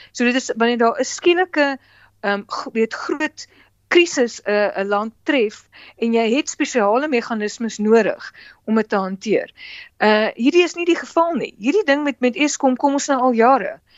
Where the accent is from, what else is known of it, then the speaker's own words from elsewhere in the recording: South Africa; ons as Suid-Afrikaners